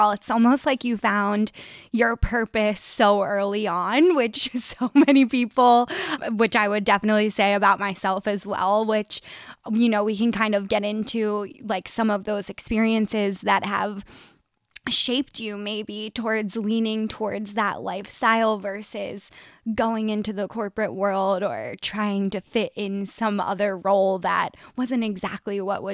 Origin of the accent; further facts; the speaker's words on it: Delaware County, Pennsylvania, United States; I am from the Delco area, born and raised